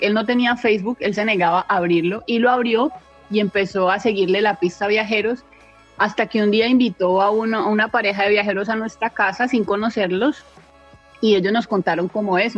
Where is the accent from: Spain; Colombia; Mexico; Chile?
Colombia; Palmira, Valle del Cauca; moved away as an adult; now in Thailand; soy de Palmira Valle, en Colombia